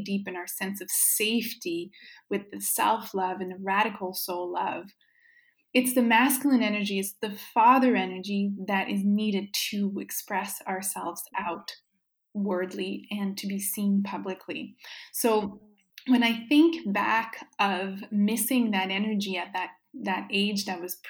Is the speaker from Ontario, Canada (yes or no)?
no; Baie-Comeau, Quebec, Canada; first language French; English is a second language; moved away as an adult; also born or lived in New Brunswick / Montreal; I was born in Baie-Comeau, Quebec. So I'm Francophone, was raised in French.